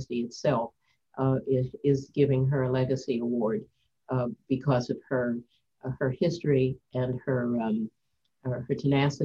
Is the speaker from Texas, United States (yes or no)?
no; Baltimore, Maryland, United States; I grew up in Baltimore, Maryland, with two parents, both of whom were educators